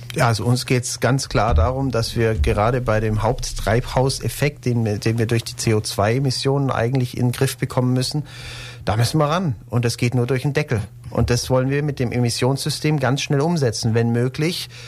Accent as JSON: {"language": "German", "town": "Ulm", "region": "Baden-Württemberg", "country": "Germany", "tie": "born or raised there", "also_born_or_lived": "Berlin", "said": "Ulm auch 2050 die Stadt ist, meine Heimatstadt ist"}